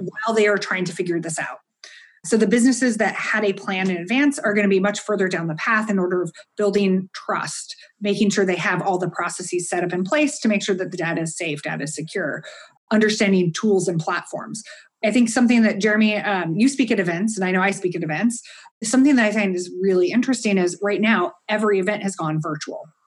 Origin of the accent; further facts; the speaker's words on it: United States; I'm an American